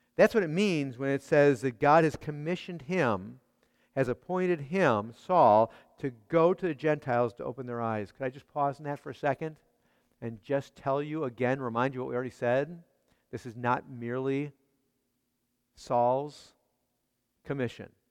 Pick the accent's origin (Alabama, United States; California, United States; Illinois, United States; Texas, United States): Illinois, United States; Chicago; I grew up in Chicago.